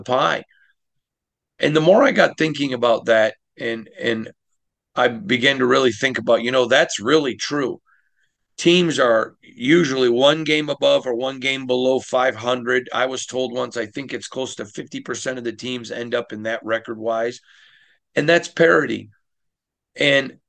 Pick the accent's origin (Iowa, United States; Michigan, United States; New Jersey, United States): Michigan, United States; now in Las Vegas, United States; growing up in Michigan